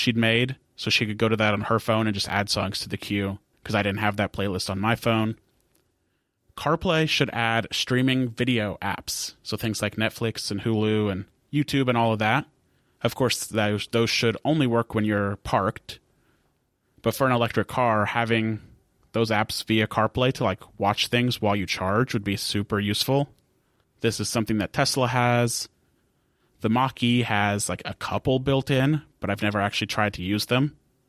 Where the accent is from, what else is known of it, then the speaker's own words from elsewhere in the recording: United States; I'm an American